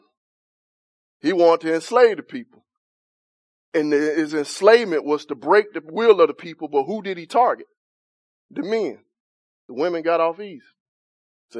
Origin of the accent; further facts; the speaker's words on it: United States; we're American